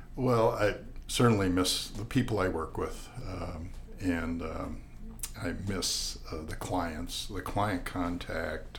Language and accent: English; La Crosse, Wisconsin, United States; now in Tucson, United States; I was born in 1950 in La Crosse, Wisconsin